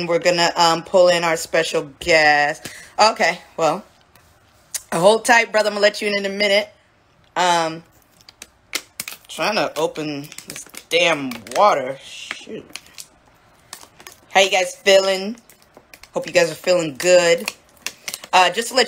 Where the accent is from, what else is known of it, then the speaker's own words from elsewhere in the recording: San Jose, California, United States; I'm from San Jose, California